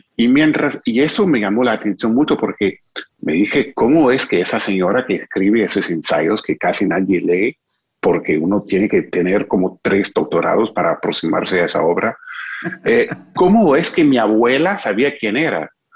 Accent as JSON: {"language": "Spanish", "country": "United States", "tie": "born or raised there", "second_language": "Spanish", "moved": "yes", "said": "nací en Estados Unidos, que era el país de Susan Sontag"}